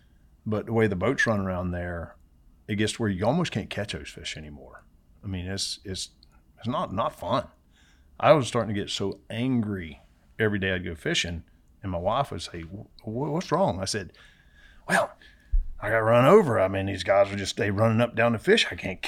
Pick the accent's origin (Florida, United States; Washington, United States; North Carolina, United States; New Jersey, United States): Florida, United States; Homosassa; Yeah, no, I grew up around Homosassa is where I, you know, that's where I was born.